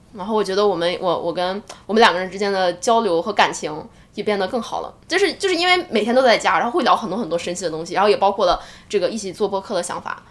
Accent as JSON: {"language": "Chinese", "country": "China", "moved": "yes", "lives_now": "United States", "said": "我们一个中国人在美国体验着所谓的封城"}